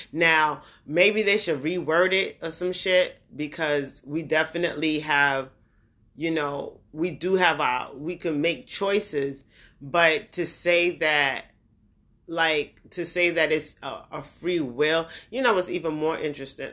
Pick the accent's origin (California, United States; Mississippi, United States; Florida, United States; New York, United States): New York, United States; also born or lived in New Jersey / Brooklyn / Queens / Long Island; I'm from New York. Born in New York, I'm from that area, New York, New Jersey